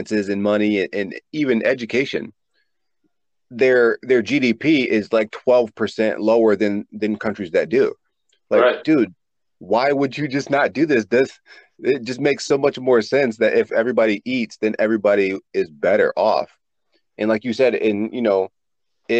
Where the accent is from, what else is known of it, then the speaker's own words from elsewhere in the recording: the South, United States; also born or lived in East Coast; growing up in the South, like I did